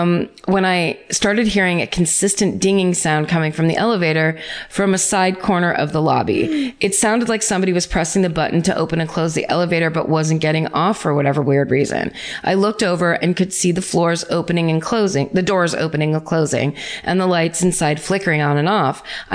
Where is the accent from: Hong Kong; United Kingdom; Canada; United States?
United States; Atlanta, Georgia; Okay, so my hometown in Atlanta, Georgia. My hometown is Atlanta, Georgia